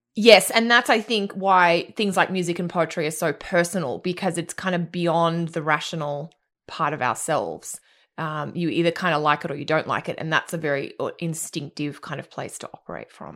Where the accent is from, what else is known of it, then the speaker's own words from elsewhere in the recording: Australia; also born or lived in Fiji; I grew up on islands in the Pacific, 'cause that's what Australia is, but I also lived in Fiji